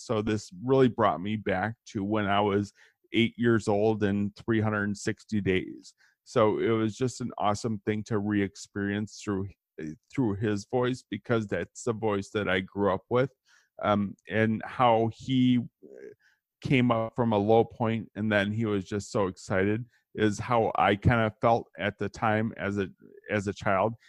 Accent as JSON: {"language": "English", "town": "Kenosha", "region": "Wisconsin", "country": "United States", "tie": "born or raised there", "said": "I grew up in Kenosha, which is right in between Chicago and Milwaukee"}